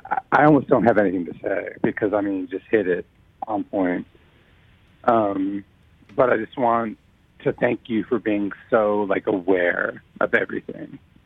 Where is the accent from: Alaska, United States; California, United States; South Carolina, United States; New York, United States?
Alaska, United States; now in Seattle, United States; I'm from Alaska originally.